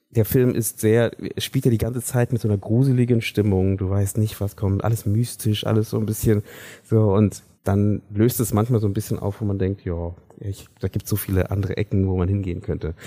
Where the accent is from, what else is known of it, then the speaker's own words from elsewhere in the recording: Germany; wir ähm, als deutsche Filmschaffende